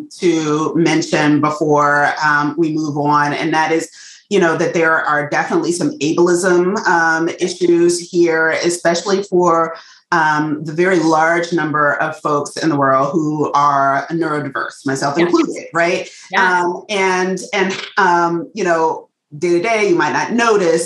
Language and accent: English; United States; accent: African-American Vernacular English; first language African-American Vernacular English